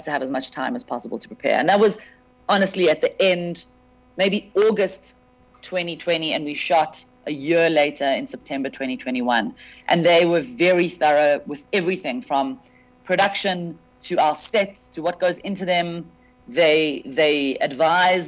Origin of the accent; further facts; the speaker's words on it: South Africa; as a South African comedian